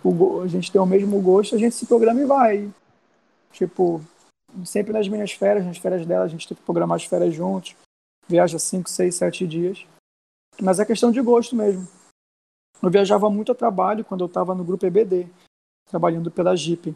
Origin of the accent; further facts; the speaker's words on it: Brazil; Eu, eu cresci na Cidade Nova